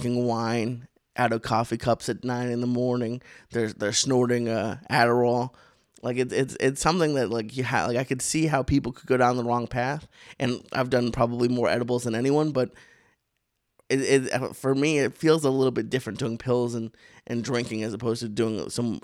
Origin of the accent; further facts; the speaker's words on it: Boston, Massachusetts, United States; now in Los Angeles, United States; I'm from Boston.